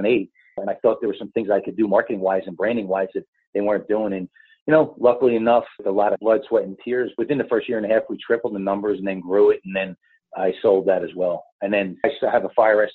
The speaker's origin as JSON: {"language": "English", "region": "New Jersey", "country": "United States", "tie": "born or raised there", "also_born_or_lived": "Philadelphia, Pennsylvania", "moved": "yes", "lives_now": "San Diego, United States", "said": "I'm originally from the East Coast. I'm raised in New Jersey. I'm born in Philly"}